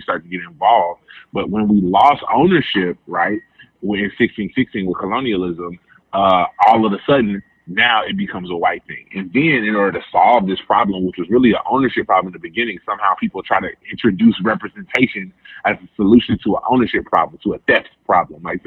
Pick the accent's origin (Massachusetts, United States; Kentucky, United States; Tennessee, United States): Tennessee, United States; Memphis; I am from Memphis.